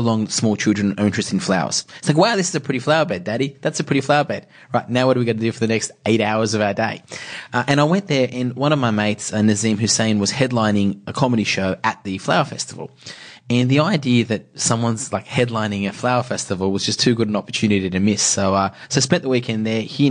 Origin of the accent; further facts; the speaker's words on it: Iran; now in Australia; I was born in Iran